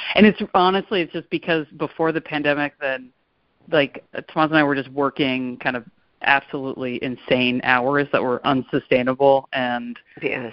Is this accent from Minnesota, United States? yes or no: no; Pittsburgh, Pennsylvania, United States; growing up in Pittsburgh